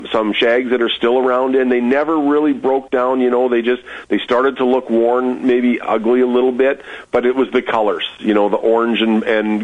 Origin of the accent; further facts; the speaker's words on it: Moose Jaw, Saskatchewan, Canada; Raised here. Moved back. The family's been here for years, but I actually was born when my dad had been transferred for a short time. But I've been here since I was two